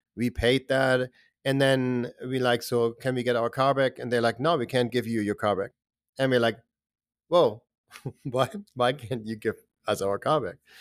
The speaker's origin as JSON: {"language": "English", "country": "Germany", "tie": "born or raised there", "also_born_or_lived": "Boston, Massachusetts / Lowell, Massachusetts", "moved": "as an adult", "said": "I grew up in Germany"}